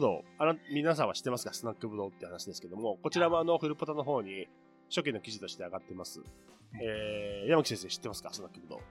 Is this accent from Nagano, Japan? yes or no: yes; Chushin region, Nagano, Japan; 私はあの長野県でいう中心地方の出身